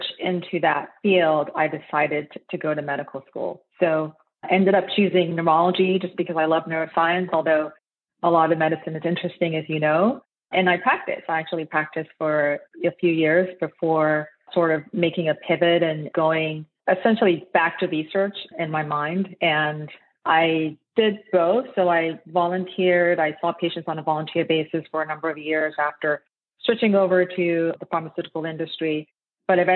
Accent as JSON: {"language": "English", "country": "Nigeria", "tie": "born or raised there", "moved": "yes", "lives_now": "United States", "said": "I'm actually Nigerian originally. So I was born in Nigeria and I immigrated to the United States in 1994"}